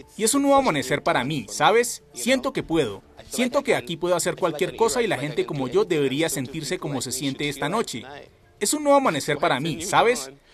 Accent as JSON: {"language": "Spanish", "region": "Lagos", "country": "Nigeria", "said": "en lagos de donde vengo"}